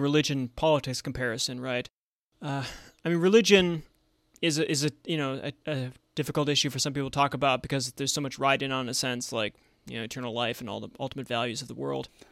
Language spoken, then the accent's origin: English; Buffalo, New York, United States; now in Washington, D.C., United States; growing up in Buffalo, New York